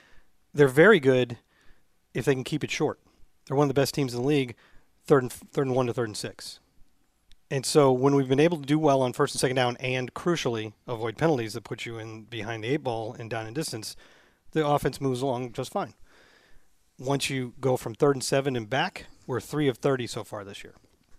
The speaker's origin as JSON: {"language": "English", "town": "St. Louis", "region": "Missouri", "country": "United States", "said": "Okay. I'm from St. Louis."}